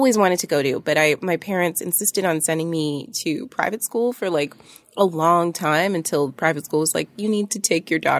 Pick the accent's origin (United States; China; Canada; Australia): Canada; Toronto, Ontario; I went to Toronto French School from like junior kindergarten till seventh grade